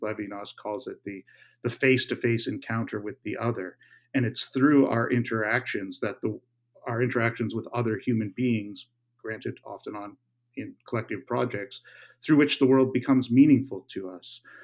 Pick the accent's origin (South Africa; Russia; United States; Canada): Canada; my home country of Canada